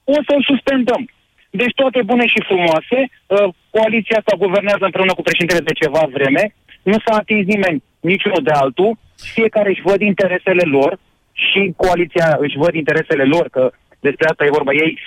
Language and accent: Romanian; Romania; ca români